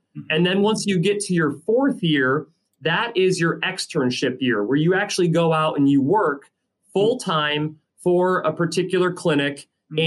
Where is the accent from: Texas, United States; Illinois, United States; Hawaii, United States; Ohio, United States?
Illinois, United States; my home state of Illinois